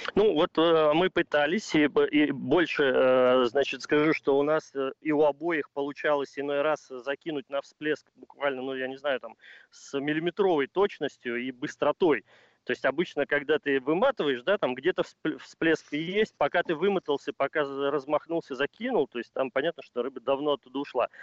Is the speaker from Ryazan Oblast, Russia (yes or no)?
yes; Ryazan, Ryazan Oblast, Russia; я родился и вырос в городе на Оке, в городе Рязани